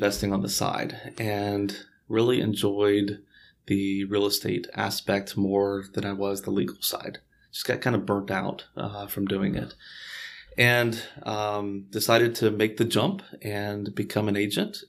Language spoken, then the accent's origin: English; Houston, Texas, United States; born and raised here in Houston.